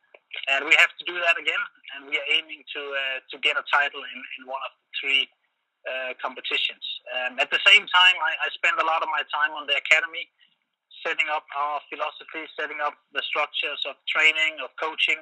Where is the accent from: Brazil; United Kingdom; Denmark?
Denmark; now in China; Where I'm from Denmark, where football has been the biggest sport the last 100 years or so